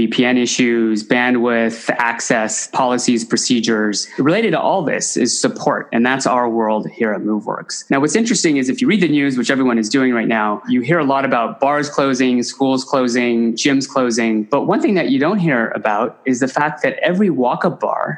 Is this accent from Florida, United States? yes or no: no; Silicon Valley, Bay Area, California, United States; I grew up in Silicon Valley here in the Bay Area.